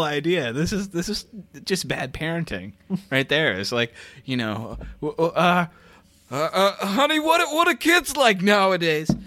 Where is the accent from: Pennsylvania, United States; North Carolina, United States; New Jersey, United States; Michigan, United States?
Michigan, United States; my home state is Michigan